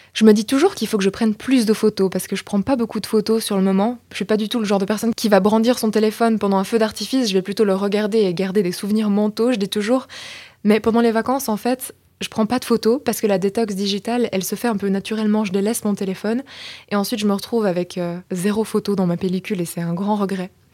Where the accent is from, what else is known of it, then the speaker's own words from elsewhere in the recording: Belgium; moved away; je viens de Belgique